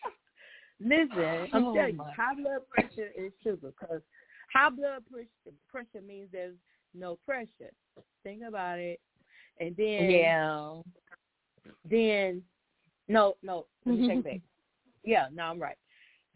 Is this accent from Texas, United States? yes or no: yes; Atlanta, Texas, United States; We were living in Atlanta, Texas.